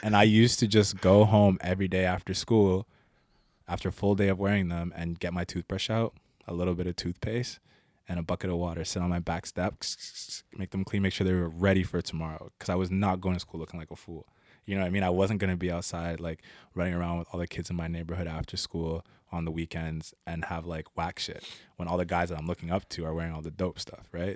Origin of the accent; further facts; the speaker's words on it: Ottawa, Ontario, Canada; I was born in Ottawa, Ontario. Um, a lot of the time I spent in the East End, eh, around Blair.